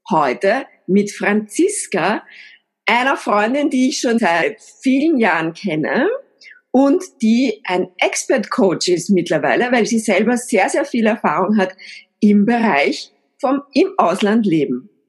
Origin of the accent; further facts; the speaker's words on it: Upper Austria, Austria; ich bin am Land in Oberösterreich komplett einsprachig aufgewachsen